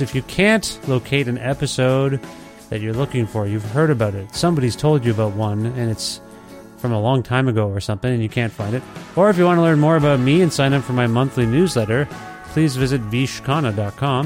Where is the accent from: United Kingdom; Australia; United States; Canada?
Canada; Edmonton, Alberta; my hometown here in Edmonton